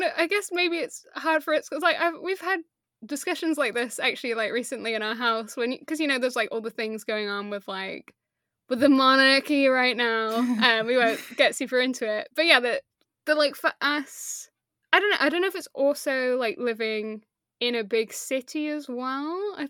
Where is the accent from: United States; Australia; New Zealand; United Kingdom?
United Kingdom; Leicester, East Midlands; growing up in Leicester, I would have been a child, so I wouldn't have, like, thought about it.